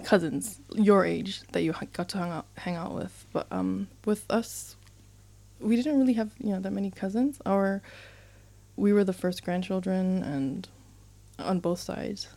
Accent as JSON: {"language": "English", "town": "Nuku'alofa", "region": "Tongatapu", "country": "Tonga", "tie": "born or raised there", "also_born_or_lived": "Hamilton, New Zealand", "moved": "yes", "lives_now": "New Zealand", "said": "in Tongatapu, the main island, um, close to town. Kolomotua."}